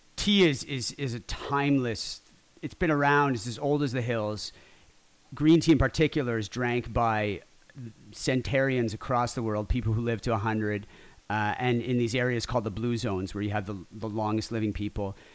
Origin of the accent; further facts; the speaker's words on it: Ottawa, Ontario, Canada; also born or lived in Montreal; now in Toronto, Canada; I was born in Ottawa